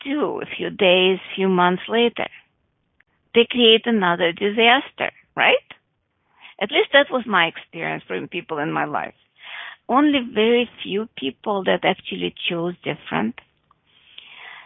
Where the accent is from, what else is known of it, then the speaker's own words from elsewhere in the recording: United States; because I'm from America, I'll say a mile.